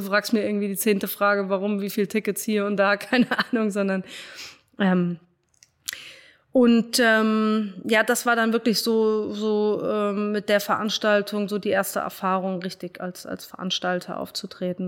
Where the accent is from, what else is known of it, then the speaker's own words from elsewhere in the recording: Frankfurt, Hesse, Germany; also born or lived in Cologne; bin dann wieder in meiner Heimat in, in Frankfurt gelandet